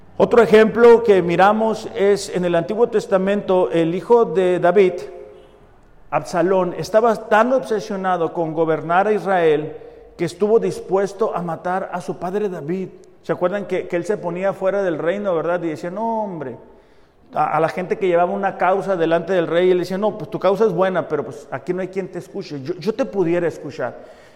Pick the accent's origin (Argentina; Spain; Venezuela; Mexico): Mexico; nosotros como mexicanos